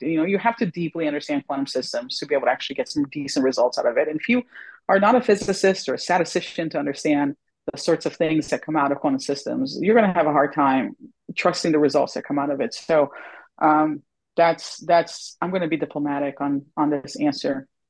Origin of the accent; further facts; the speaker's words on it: the South, United States; Oh, thank goodness it's in the South and it's hot. As a Southerner, I appreciate it.